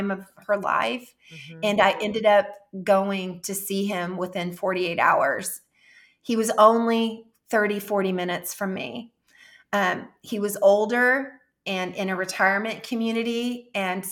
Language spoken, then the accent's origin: English; Jefferson City, United States; moved away; my hometown in Jefferson City